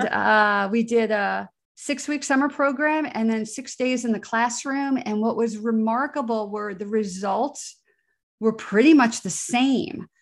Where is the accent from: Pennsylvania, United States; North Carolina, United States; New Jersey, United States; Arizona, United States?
New Jersey, United States; I grew up in New Jersey, outside of the shadow of Giant Stadium, New York City